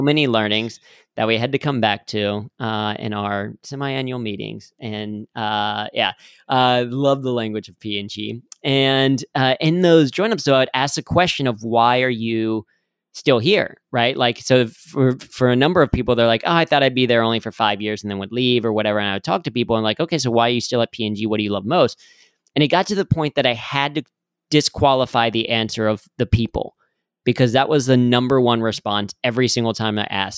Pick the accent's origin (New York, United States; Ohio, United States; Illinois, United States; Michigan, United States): Ohio, United States; Cincinnati; I grew up in Cincinnati